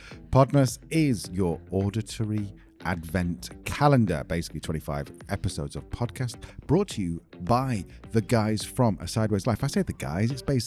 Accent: England, United Kingdom; moved away; we're English. We're British.

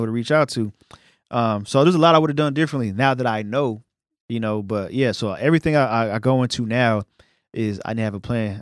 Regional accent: New York City, New York, United States; now in Dallas, United States; I'm from Brooklyn

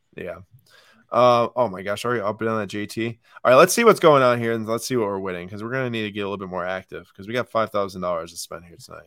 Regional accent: Milwaukee, Wisconsin, United States; we're from Milwaukee

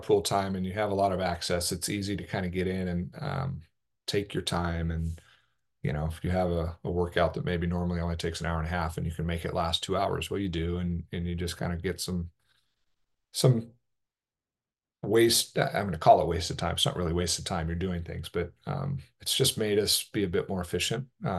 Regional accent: Oregon, United States; when I was growing up in Southern Oregon, we didn't have access to long course water

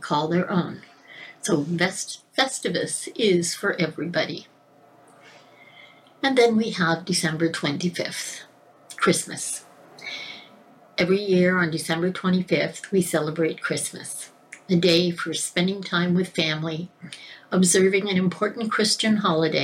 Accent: Scotland, United Kingdom; I'm Scottish

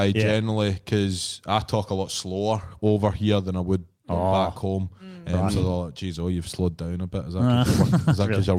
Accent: Scotland, United Kingdom; you probably wouldn't even be able to tell that I'm from Scotland.

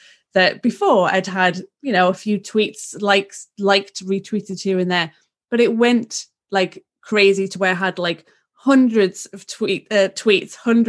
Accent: England, United Kingdom; literally, I'm the English cousin of the Kardashians.

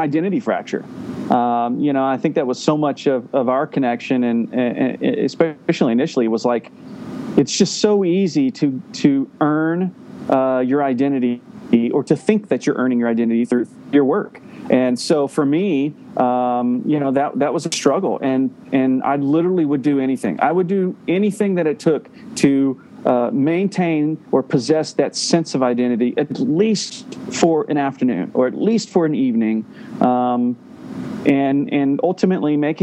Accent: Middle Tennessee, United States; I grew up in Middle Tennessee

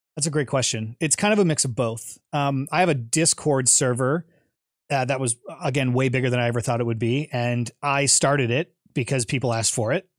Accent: Twinsburg, Ohio, United States; moved away as an adult; also born or lived in Chicago; I grew up in Ohio, went to Twinsburg High School

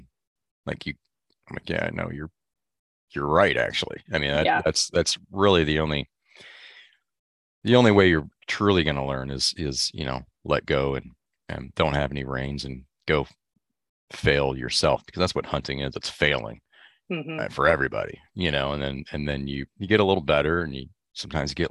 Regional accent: Michigan, United States; I grew up in Michigan

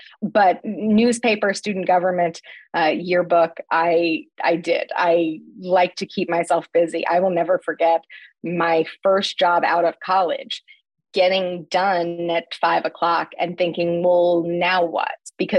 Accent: Terre Haute, Indiana, United States; The best way I probably could explain Terre Haute for me growing up was that my grandma grew up in Fountainette.

